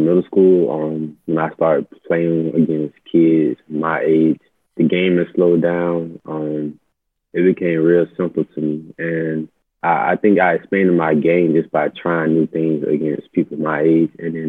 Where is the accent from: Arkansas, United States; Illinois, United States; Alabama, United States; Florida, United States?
Alabama, United States; Birmingham; moved away; I grew up in Birmingham, Alabama.